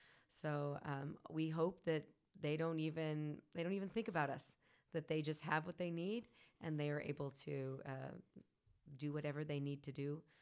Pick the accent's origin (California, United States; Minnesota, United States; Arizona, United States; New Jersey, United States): California, United States; San Ramon; I am actually from San Ramon, California, Bay Area.